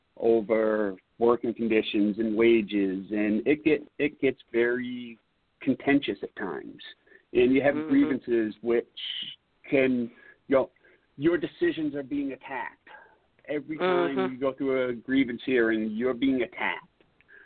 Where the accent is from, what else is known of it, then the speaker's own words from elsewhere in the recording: East Coast, United States; growing up on the East Coast, what you heard about the Teamsters was not really conducive to a partnership with employers.